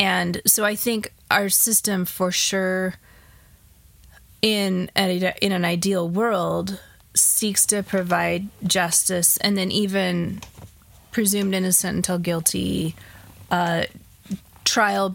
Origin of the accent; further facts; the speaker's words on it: United States; as comfortable American Christians